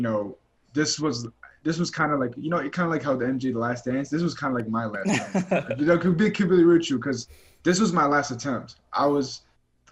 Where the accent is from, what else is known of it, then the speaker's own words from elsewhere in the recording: Chicago, Illinois, United States; moved away; I'm from Chicago, Illinois. I've never been out of Chicago before in my life